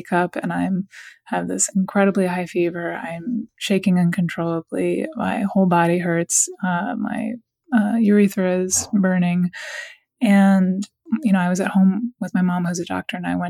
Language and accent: English; Washington, District of Columbia, United States; moved away; I'm from Washington, D.C., and I'm actually living back in Washington now. I lived away for a long time, but I just moved back.